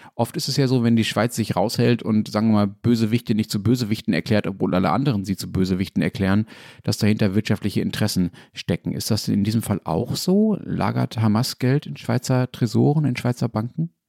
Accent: Berlin, Germany; als Berliner

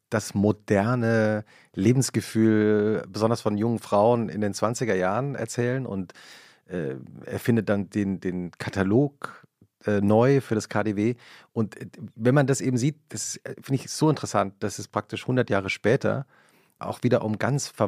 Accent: a village in Hesse, Germany; ich bin ja auf dem Dorf aufgewachsen, deswegen ist es für mich so eine oh, mal in Hessen, ne? romantische Verklärung

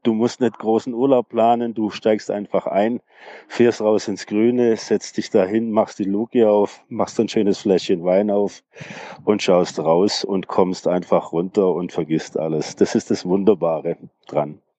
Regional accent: Tübingen, Baden-Württemberg, Germany; ich bin aus Tübingen

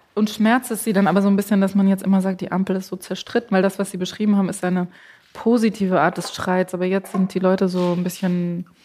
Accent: Southern Germany, Germany; Allerdings komme ich auch aus Süddeutschland

